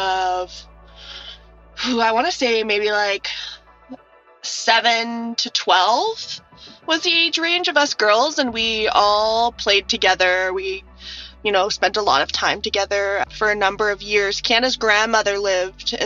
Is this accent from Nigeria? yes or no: no; Parksville, British Columbia, Canada; I'm 22 years old. I'm originally from Parksville